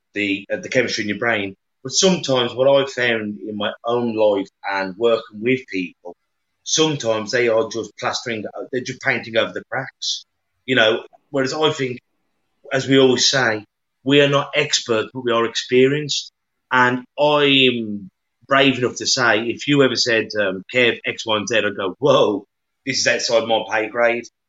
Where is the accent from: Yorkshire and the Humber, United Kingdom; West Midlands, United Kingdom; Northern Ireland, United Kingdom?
West Midlands, United Kingdom; Black Country; accent: yam yam; we're yam yams from the Black Country